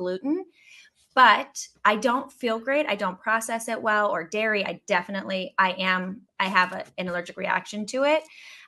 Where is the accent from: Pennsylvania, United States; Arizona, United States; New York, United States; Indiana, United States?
Pennsylvania, United States; Pittsburgh; moved away; I dated back in Pittsburgh